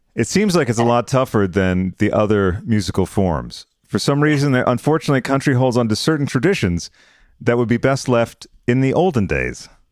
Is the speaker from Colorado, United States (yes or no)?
no; Massachusetts, United States; I'm from Massachusetts